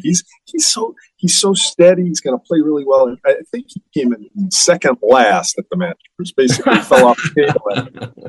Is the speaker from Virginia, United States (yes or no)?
no; Buffalo, New York, United States; I was born in Buffalo, uh, born and raised here in Buffalo